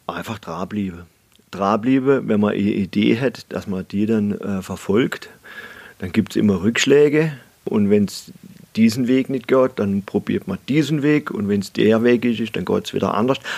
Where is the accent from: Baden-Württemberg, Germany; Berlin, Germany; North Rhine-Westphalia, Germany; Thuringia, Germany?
Baden-Württemberg, Germany; Breitnau; also born or lived in Freiburg / Salzburg / Oldenburg / Ingolstadt; ich bin halt ein, ja, ein echter Schwarzwälder. Also ja, ich bin hier in Breitenau aufgewachsen